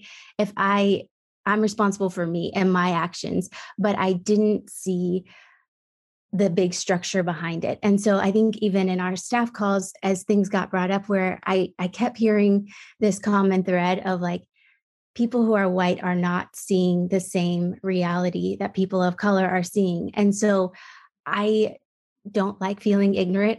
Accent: Midwest, United States; I grew up in the Midwest

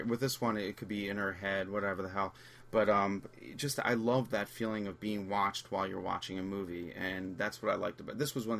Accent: New York City, New York, United States; moved away as an adult; I've been out of New York. I'm from New York. It's been 20 years.

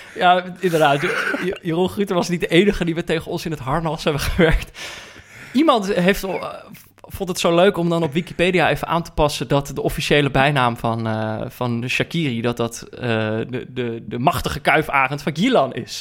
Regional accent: North Brabant, Netherlands; moved away; also born or lived in Amsterdam; ik ben opgegroeid in Brabant.

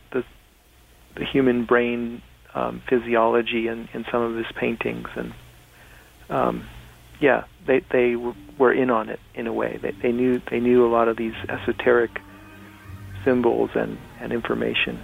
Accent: Laguna Beach, California, United States; I was born in Laguna Beach, California, which is at 33 degrees 30 minutes north

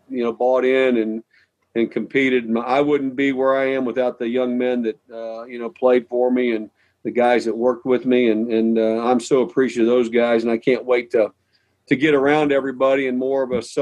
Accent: Midwest, United States; Uh, me growing up in the Midwest, Ohio State.

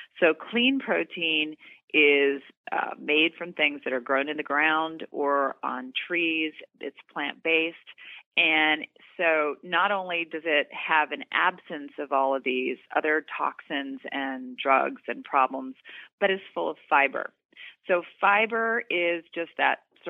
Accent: Doraville, Georgia, United States; moved away; I'm from Georgia. I'm from Doraville, Georgia. I was just home for the holidays.

